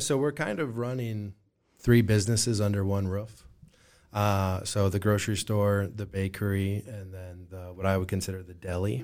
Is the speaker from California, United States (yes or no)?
no; Moline, Illinois, United States; now in Rock Island, United States; I was born and raised in Moline